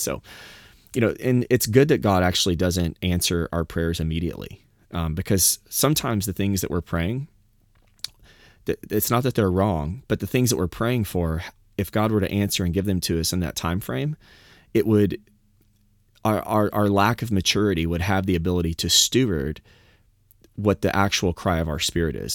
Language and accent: English; the South, United States; I'm from the South